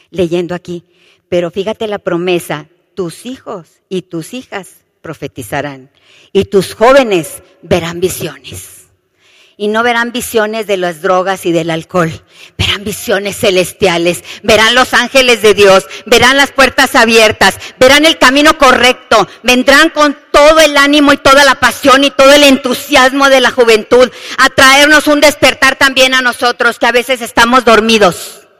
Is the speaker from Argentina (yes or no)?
no; Monterrey, Nuevo León, Mexico; ¿Se acuerdan aquí en México, sobre todo yo que soy de Monterrey, que a veces llueve y a veces está el calorón tremendo?